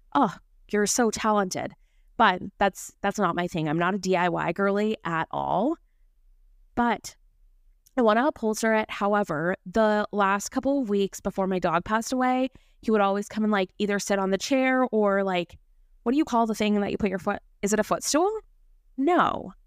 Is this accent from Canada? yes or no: yes; Vancouver, British Columbia, Canada; moved away; I was born and raised in Vancouver, B C, so I'm a Canadian girly